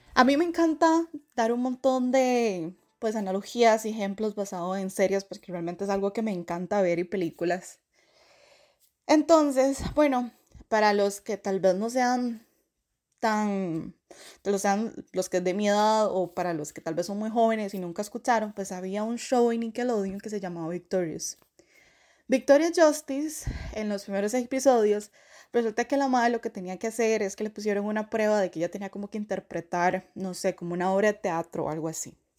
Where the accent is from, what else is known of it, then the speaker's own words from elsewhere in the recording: Costa Rica; moved away as an adult; now in Canada; Vengo de esa tierra del pura vida